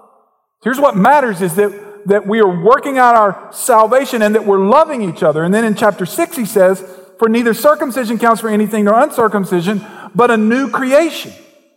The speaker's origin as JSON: {"language": "English", "region": "the South", "country": "United States", "accent": "Southern", "said": "I was from the South and I didn't come from money. So they sized me up quickly. It took me a few weeks to figure this out as ignorant, as stupid, because of the way I talked. So it became my mission to overcome my accent."}